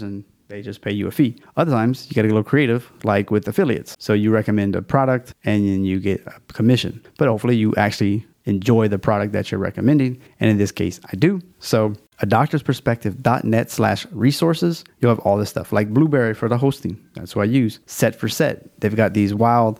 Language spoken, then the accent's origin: English; Louisiana, United States; It's my home state